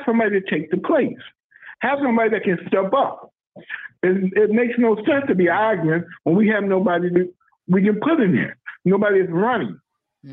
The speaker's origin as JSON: {"language": "English", "town": "Lackawanna", "region": "New York", "country": "United States", "tie": "born or raised there", "also_born_or_lived": "South Carolina", "said": "being a city councilman for where I grew up"}